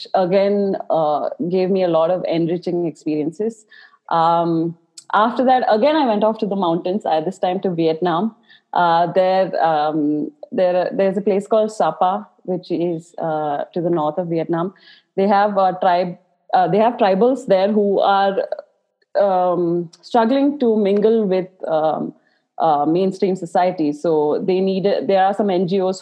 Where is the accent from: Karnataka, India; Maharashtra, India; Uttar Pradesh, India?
Karnataka, India; Bangalore; I was born and brought up in Bangalore